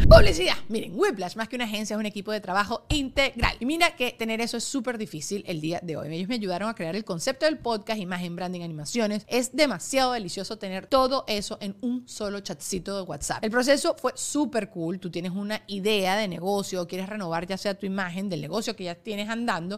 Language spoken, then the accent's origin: Spanish; Venezuela; now in United States; yo tampoco que tampoco soy venezolana máximo, mi familia es inmigrante